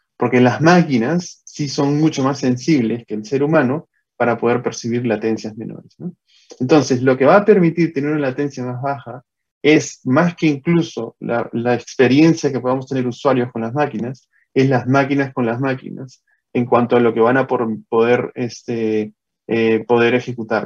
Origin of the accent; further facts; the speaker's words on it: Peru; moved away as an adult; also born or lived in Costa Rica; yo soy natural de Perú